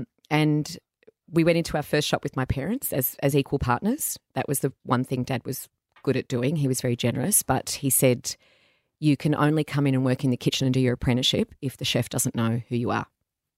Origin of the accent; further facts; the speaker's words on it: Caringbah, New South Wales, Australia; So I went to school around Caringbah.